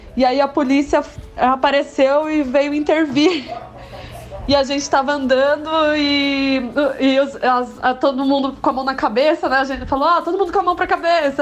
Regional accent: São Paulo, Brazil; a gente é de São Paulo.

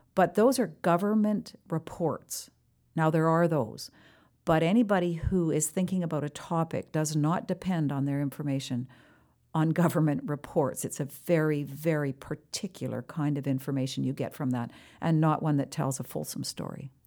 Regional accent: Canada; as a Canadian

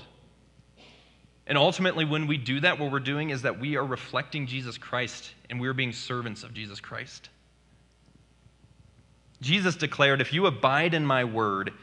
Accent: United States; as an American

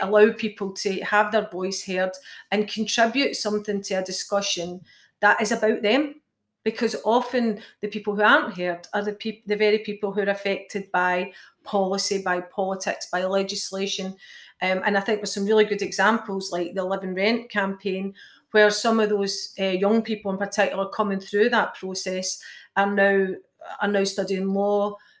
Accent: Clydebank, Scotland, United Kingdom; I'm from Clydebank

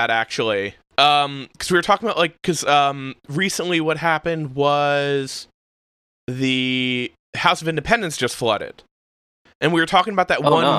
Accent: Hamilton, New Jersey, United States; There's a really good chance because I grew up in Hamilton in Central Jersey, right outside of Trenton.

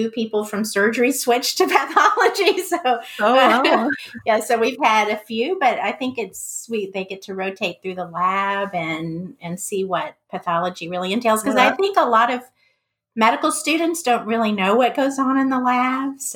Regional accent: Victoria, Texas, United States; moved away as an adult; also born or lived in Galveston, Texas / Scotland / Houston, Texas; now in Spartanburg, United States; I'm originally from Victoria, Texas

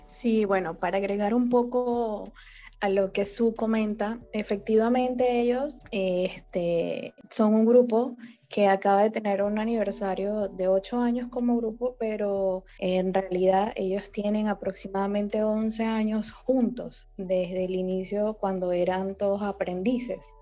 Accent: Venezuela; now in Panama; yo soy de Venezuela, estoy en Panamá

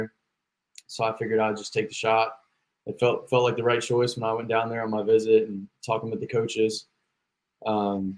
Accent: Virginia, United States; moved away as an adult; now in Georgia, United States; I'm from Virginia and I go to school down in Georgia

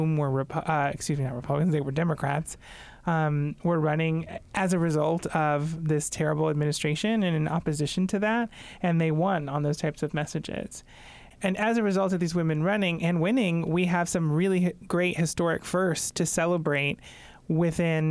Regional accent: Florida, United States; moved away; I am originally from Florida.

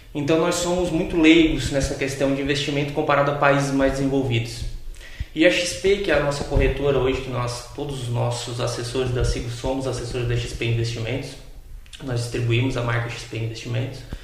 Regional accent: Tubarão, Santa Catarina, Brazil; sou natural aqui de Tubarão

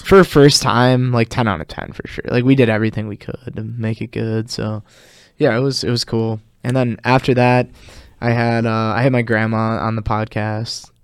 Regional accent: Oshkosh, Wisconsin, United States; moved away as an adult; now in Madison, United States; I'm originally from Oshkosh

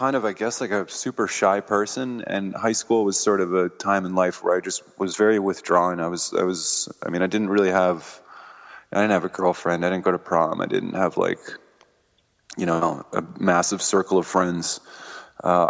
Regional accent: Massachusetts, United States; born or raised there; also born or lived in Denver, Colorado / Fort Collins, Colorado

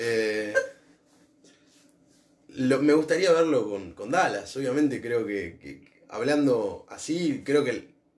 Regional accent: Argentina; Nosotros porque somos argentinos

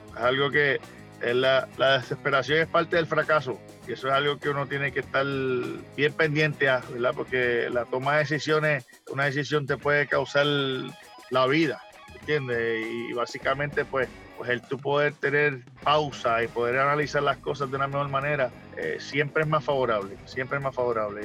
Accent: Puerto Rico; moved away; esas cinco letras de mi pueblo de calle, yo las llevo de corazón

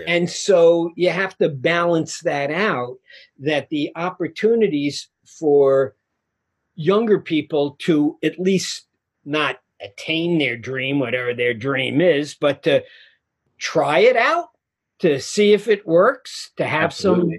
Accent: New York City, New York, United States; I'm a guy from Queens, New York

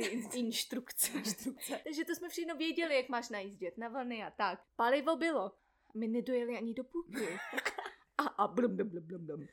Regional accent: Czechia

